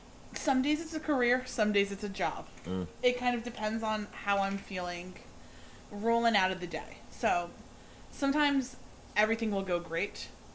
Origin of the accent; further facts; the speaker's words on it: New Jersey, United States; moved away as an adult; also born or lived in upstate New York; now in Florida, United States; I moved down to Florida about 2 years ago. We're going on 2 years. Mm-hmm. I'm from New Jersey. Went to school in upstate New York and kind of just fell down to Florida 2 years ago